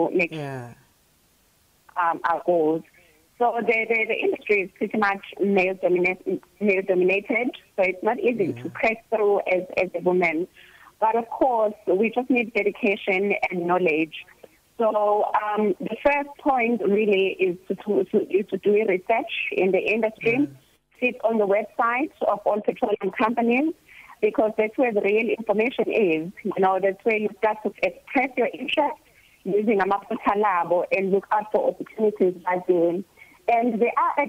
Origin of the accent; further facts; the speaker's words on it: South Africa; moved away; also born or lived in Durban / Eastern Cape; I'm a farm girl. I come from Moiriba in a farm called Imidresi.